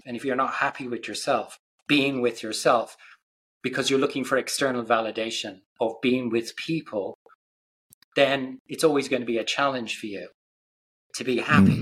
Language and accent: English; Ireland; I grew up in Ireland